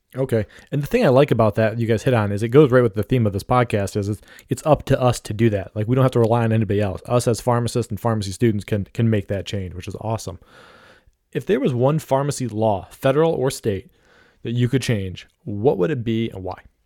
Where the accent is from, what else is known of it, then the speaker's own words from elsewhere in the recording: Ohio, United States; I'm from Ohio